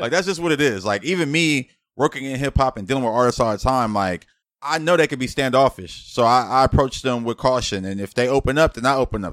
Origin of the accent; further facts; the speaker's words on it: Los Angeles, California, United States; growing up in Los Angeles, it's like I'm damn near Spanish myself